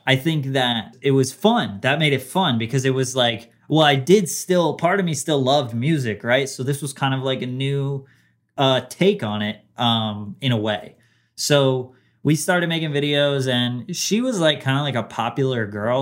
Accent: New Jersey, United States; So it wasn't just in Jersey, but I was, I grew up there

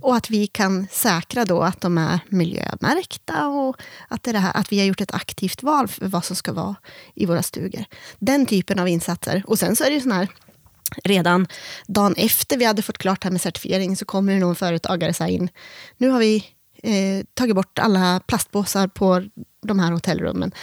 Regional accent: Järvsö, Gävleborg County, Sweden; also born or lived in Korsjö; Jag är född och uppvuxen här i Järvsö

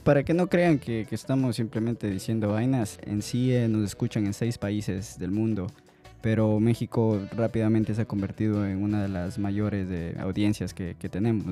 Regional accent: Ecuador; moved away; soy ecuatoriano

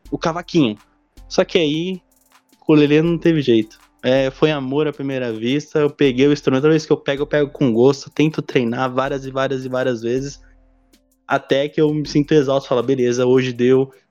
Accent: Diadema, São Paulo, Brazil; Sou de Diadema, São Paulo, salve quebrada.

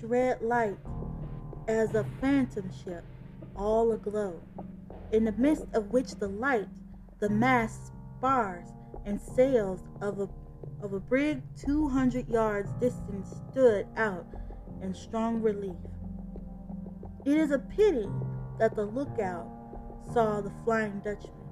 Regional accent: Chicago, Illinois, United States; I'm from Chicago

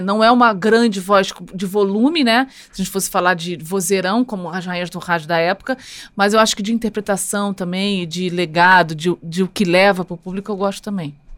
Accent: Rio de Janeiro, Brazil; Nasci no Rio de Janeiro e sou carioca

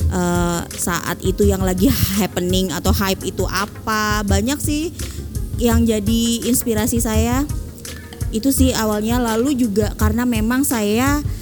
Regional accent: Palangkaraya, Central Kalimantan, Indonesia; SMP itu di uh, Kalimantan Tengah tepatnya kota Palangkaraya.

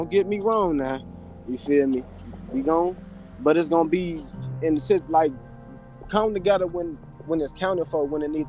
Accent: Chicago, Illinois, United States; also born or lived in Atlanta / Alabama / Cincinnati; Well, I'm gonna say I'm born in Chicago, but like raised, you feel me? Like this my home, you feel me? That's where I'm at right now. But like I lived out of state, you feel me? I done lived in Atlanta, I done lived in Alabama, in Cincinnati

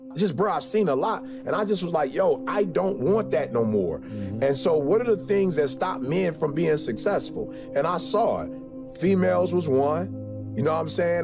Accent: Detroit, Michigan, United States; I grew up in Motown

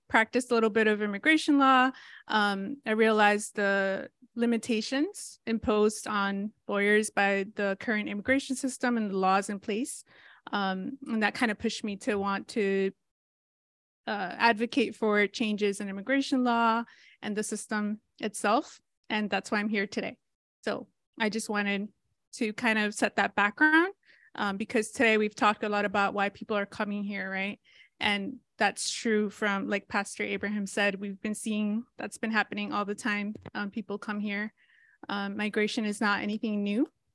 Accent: Rhode Island, United States; also born or lived in Mexico; I grew up undocumented in Rhode Island

